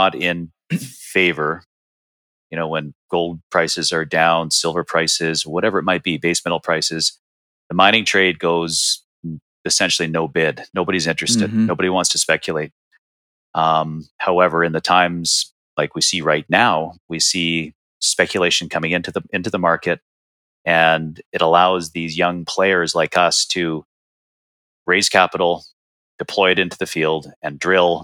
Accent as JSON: {"language": "English", "country": "Canada", "tie": "born or raised there", "moved": "as an adult", "lives_now": "Arizona, United States", "said": "I was born and raised in Canada"}